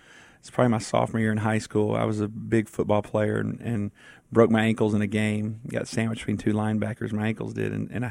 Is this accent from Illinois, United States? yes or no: no; East Texas, United States; I grew up in East Texas